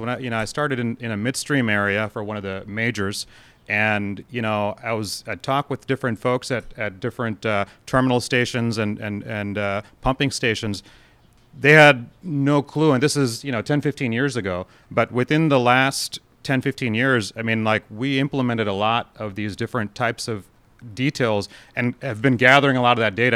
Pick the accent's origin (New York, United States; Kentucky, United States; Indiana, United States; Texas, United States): Texas, United States; growing up in Texas